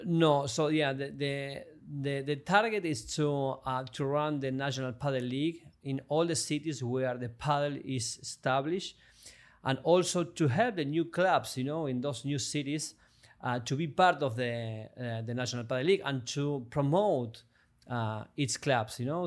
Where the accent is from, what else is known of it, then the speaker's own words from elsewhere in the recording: Argentina; moved away as an adult; also born or lived in France / Mexico; now in Miami, United States; I come from Argentina